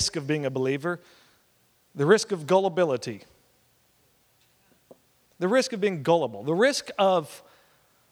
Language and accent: English; Oklahoma, United States; moved away; also born or lived in West Texas; I'm from Oklahoma originally